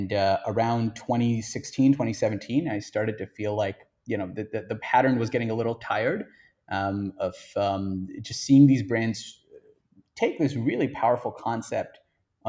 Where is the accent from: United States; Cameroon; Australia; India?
India; I grew up in India